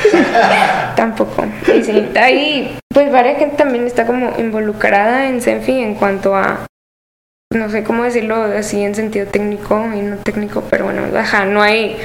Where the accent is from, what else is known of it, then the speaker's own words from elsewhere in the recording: Monterrey, Nuevo León, Mexico; yo no estoy basada en Guadalajara, yo soy de Monterrey